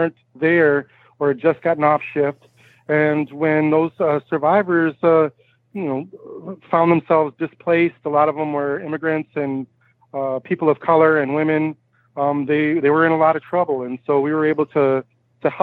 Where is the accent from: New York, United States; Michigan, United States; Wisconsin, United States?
Michigan, United States; I'm originally from Michigan